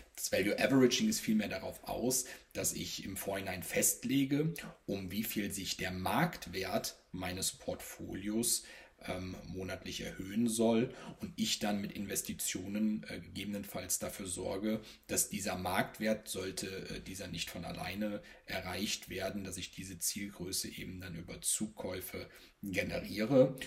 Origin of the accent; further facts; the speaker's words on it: Rhineland, Germany; gebürtiger Rheinländer